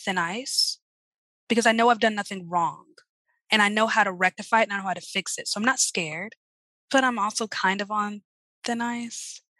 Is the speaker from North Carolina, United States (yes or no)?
yes; Charlotte, North Carolina, United States; also born or lived in Columbia; now in New Orleans, United States; Yeah, I was born in Columbia, raised in Charlotte. So Charlotte's home.